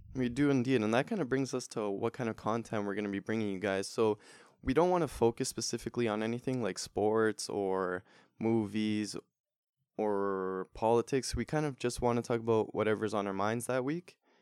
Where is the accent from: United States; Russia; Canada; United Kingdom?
Canada; Toronto, Ontario; we're also from Toronto